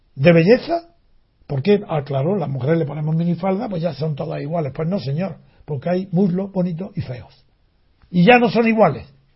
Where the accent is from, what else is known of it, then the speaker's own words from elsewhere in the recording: Spain; como español